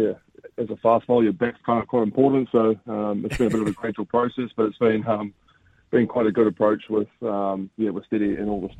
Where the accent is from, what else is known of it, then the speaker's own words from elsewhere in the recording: New Zealand; as a Kiwi, you've grown up watching, the Aussie Summer of Cricket